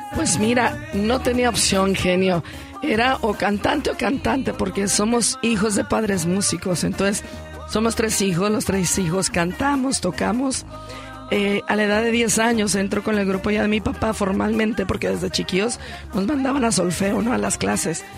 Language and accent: Spanish; Unión de Tula, Jalisco, Mexico; Unión de Tula, Jalisco, que es mi pueblo